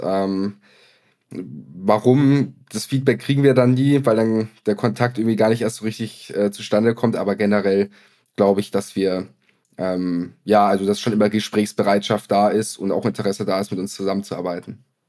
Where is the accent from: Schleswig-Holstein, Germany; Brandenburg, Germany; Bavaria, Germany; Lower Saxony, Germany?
Bavaria, Germany; Lower; moved away; Ich komme ursprünglich aus Niederbayern